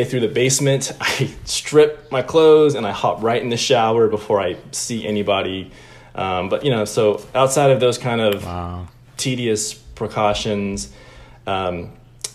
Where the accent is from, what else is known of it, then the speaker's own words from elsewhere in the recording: Atlanta, Georgia, United States; also born or lived in Illinois / Chicago; I grew up in Atlanta. We moved here from Illinois when I was like 4 or 5. And so from 5 through high school, I was in Atlanta.